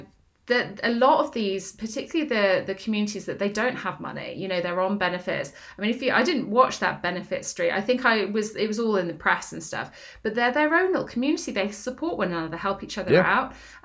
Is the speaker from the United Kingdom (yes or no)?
yes; Northampton, East Midlands, United Kingdom; I'm okay going to Northampton because I grew up there. Although I don't sound like I'm from Northampton, I am.